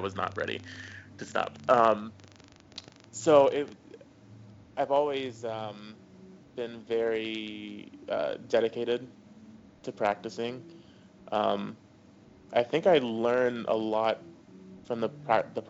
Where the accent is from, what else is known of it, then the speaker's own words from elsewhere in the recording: Tennessee, United States; also born or lived in New Orleans / Los Angeles; now in Atlanta, United States; I'm originally from Tennessee, and I started on saxophone in sixth grade